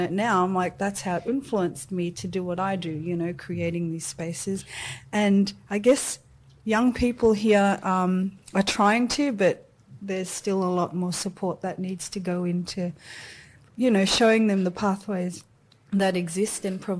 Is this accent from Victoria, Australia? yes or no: no; Sydney, New South Wales, Australia; this is where I've learned more about what it is to be Fijian, Samoan, Aussie, you know, growing up in Sydney.